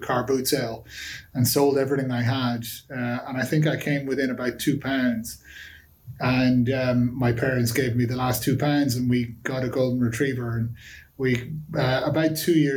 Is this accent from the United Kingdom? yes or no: no; Dublin, Leinster, Ireland; I'm from Dublin originally, a place called Sandy Cove in Dublin